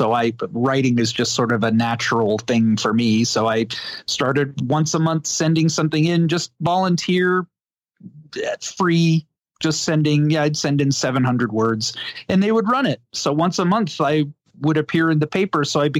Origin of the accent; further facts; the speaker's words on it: Providence, Rhode Island, United States; also born or lived in Los Angeles; now in Deming, United States; I grew up in Providence, Rhode Island, when we still got a morning and evening newspaper.